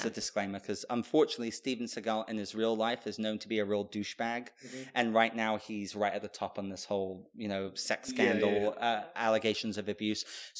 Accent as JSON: {"language": "English", "country": "United Kingdom", "said": "even though I'm British."}